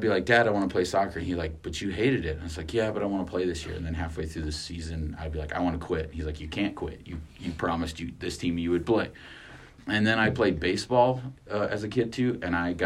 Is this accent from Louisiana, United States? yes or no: no; Artesia, New Mexico, United States; moved away as an adult; also born or lived in Carlsbad, New Mexico / Albuquerque, New Mexico / Farmington, New Mexico / Roswell, New Mexico; I was born in Carlsbad, New Mexico, but my family lived in Artesia, and I call Artesia home.